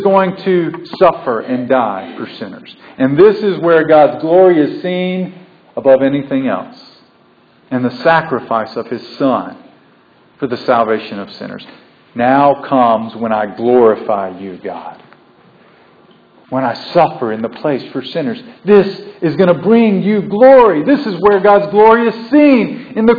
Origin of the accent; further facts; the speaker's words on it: the South, United States; I'm a southern boy born and bred in the South